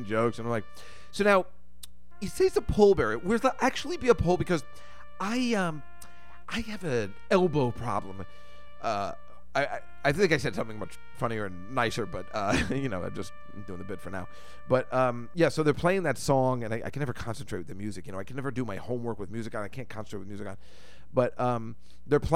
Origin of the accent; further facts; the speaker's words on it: United States; we're from New York, New Jersey area